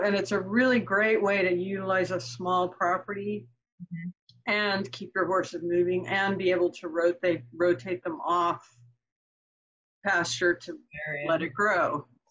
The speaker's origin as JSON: {"language": "English", "area": "Marin County", "region": "California", "country": "United States", "tie": "born or raised there", "said": "I grew up in Marin County, California, which is the county just north of the Golden Gate Bridge"}